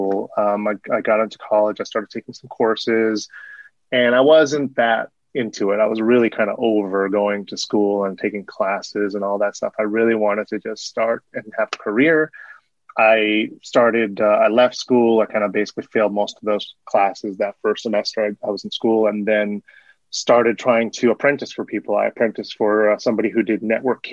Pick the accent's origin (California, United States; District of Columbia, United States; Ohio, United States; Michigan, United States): California, United States; Burbank; I grew up in Burbank, California, which is in Southern California